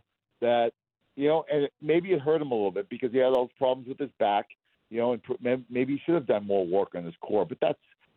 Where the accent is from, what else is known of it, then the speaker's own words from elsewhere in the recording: Boston, Massachusetts, United States; I'm from Boston